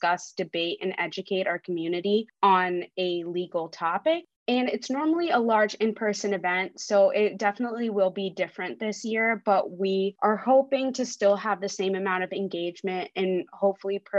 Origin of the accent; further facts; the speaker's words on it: Ohio, United States; English is a second language; moved away as an adult; now in Albany, United States; I'm not originally from New York. I grew up and went to school in Ohio